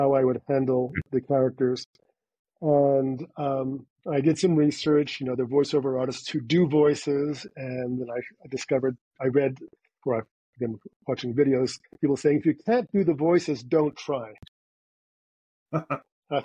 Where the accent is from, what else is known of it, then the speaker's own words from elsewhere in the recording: Montreal, Quebec, Canada; accent: Canadian; moved away as an adult; now in United States; in my hometown, which is Montreal